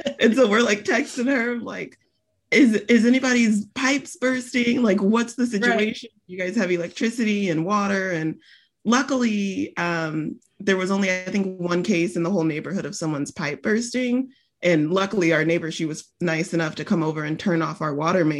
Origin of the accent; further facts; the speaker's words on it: Texas, United States; I grew up in Texas. I live right outside of Austin